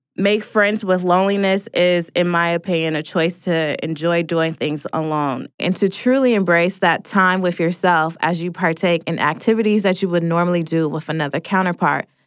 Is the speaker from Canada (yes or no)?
no; Portland, Oregon, United States; now in Atlanta, United States